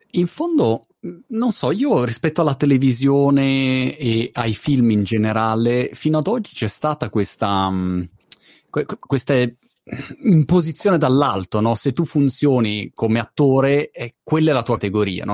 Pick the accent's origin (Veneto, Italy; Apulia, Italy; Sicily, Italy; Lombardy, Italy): Lombardy, Italy; Milan; Io sono milanese d'origine